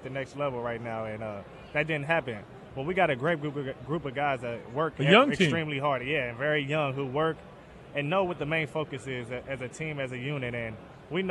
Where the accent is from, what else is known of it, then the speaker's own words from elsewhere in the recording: Northern Kentucky, United States; I'm from north of Kentucky, right across the bridge from Cincinnati